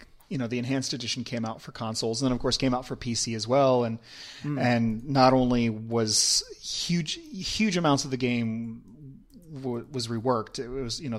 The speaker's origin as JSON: {"language": "English", "region": "Pennsylvania", "country": "United States", "tie": "born or raised there", "also_born_or_lived": "Ohio / California", "moved": "as an adult", "lives_now": "Belgium", "said": "I grew up in Pennsylvania, but I lived most of my life on the East Coast around the East Coast. Like the furthest west I lived was Ohio."}